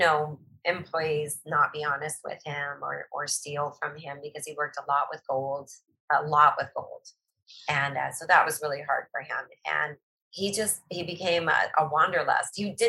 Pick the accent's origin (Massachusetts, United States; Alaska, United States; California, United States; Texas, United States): Alaska, United States; Eagle River; country of Eagle River, which is just north of Anchorage. And we grew up on a farm.